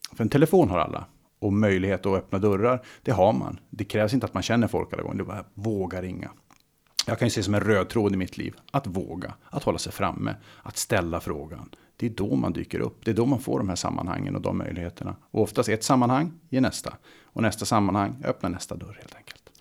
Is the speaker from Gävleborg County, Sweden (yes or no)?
no; Luleå, Norrbotten County, Sweden; moved away; Jag startade mitt första företag eh, kring 18, i 18 års ålder hemma i Luleå.